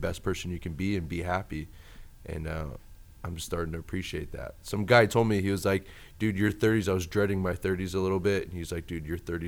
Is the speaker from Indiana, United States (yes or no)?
no; Sacramento, California, United States; I grew up in Sacramento. Sacramento's my hometown